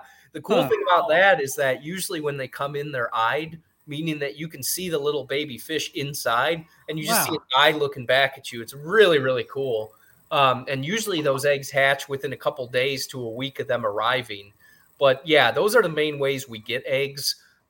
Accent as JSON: {"language": "English", "region": "Great Lakes", "country": "United States", "tie": "born or raised there", "said": "But I think I'm biased because I grew up near Lake Michigan."}